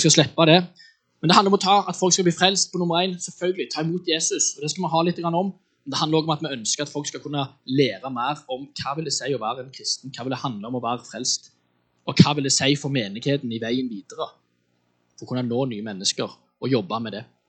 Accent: Western Norway, Norway; Jeg er oppvokst eh, på Vestlandet

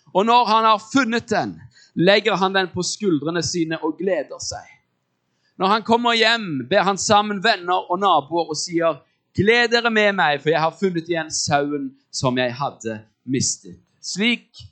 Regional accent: Norway

